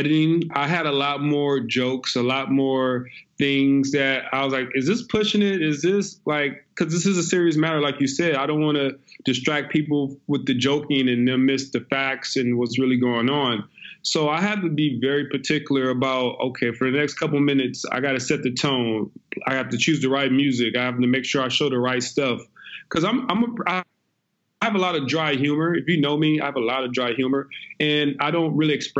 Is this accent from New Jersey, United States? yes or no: no; Compton, California, United States; moved away as an adult; also born or lived in Seattle, Washington; now in Italy; I'm originally from Compton, California, Los Angeles